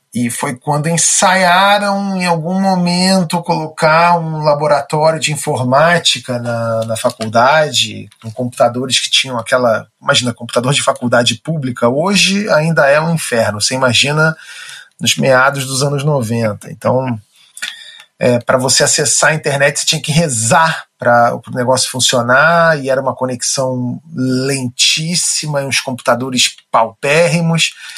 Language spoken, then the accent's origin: Portuguese; Rio de Janeiro, Brazil; Eu nasci no Rio de Janeiro, nasci no bairro de Botafogo.